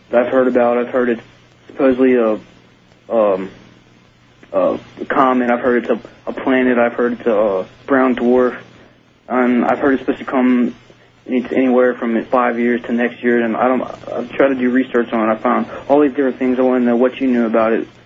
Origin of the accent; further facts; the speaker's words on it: Kentucky, United States; I'm from Kentucky.